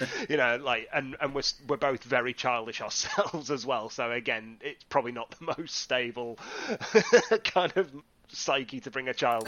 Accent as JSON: {"language": "English", "town": "Whitby", "region": "Yorkshire and the Humber", "country": "United Kingdom", "tie": "born or raised there", "said": "I am originally from Whitby in the northeast of England, on the, nestled nicely on the coast there"}